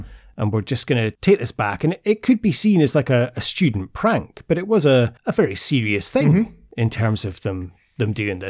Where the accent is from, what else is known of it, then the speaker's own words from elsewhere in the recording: Scotland, United Kingdom; like, I'm so proud to be Scottish.